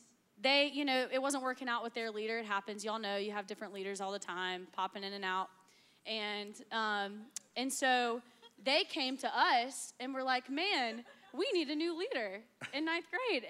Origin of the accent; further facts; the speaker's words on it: Anderson, South Carolina, United States; I'm from Anderson as well.